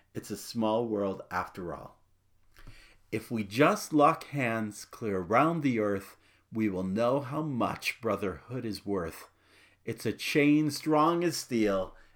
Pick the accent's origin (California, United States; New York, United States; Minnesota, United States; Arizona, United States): Arizona, United States; Phoenix; as a boy growing up in Phoenix